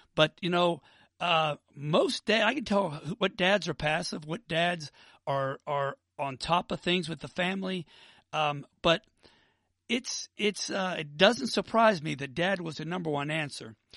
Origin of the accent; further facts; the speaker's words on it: Pittsburgh, Pennsylvania, United States; now in Atlanta, United States; I'm from Pittsburgh, but I live in Atlanta now